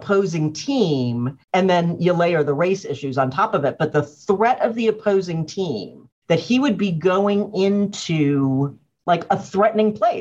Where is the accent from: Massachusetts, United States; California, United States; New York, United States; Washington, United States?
Massachusetts, United States; Cambridge; I didn't grow up in Boston. I grew up in Cambridge